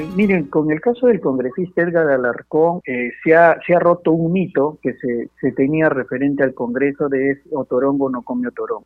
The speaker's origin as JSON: {"language": "Spanish", "country": "Peru", "said": "A mí como peruano"}